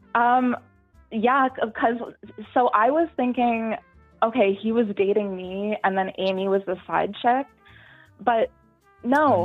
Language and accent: English; Canada; I'm from Canada actually, so we we both work for a Canadian airline.